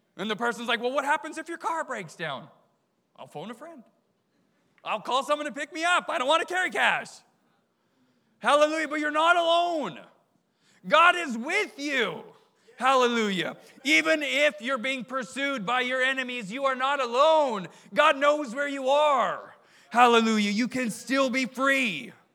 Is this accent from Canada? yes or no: yes; Canada; moved away; I grew up in Canada